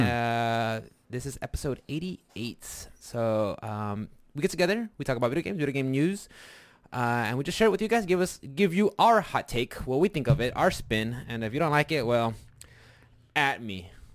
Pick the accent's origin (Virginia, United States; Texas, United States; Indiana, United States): Texas, United States; we're from Texas